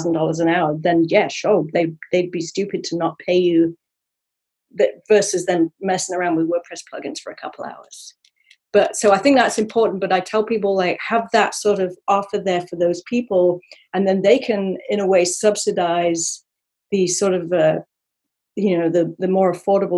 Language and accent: English; Sherwood Forest, East Midlands, United Kingdom; I'm from Sherwood Forest, Robin Hood country.